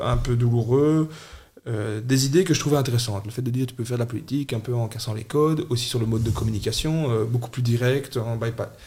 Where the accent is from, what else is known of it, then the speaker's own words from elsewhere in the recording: Charleroi, Wallonia, Belgium; also born or lived in Châtelineau; les racines de qui on est en tant que Carolo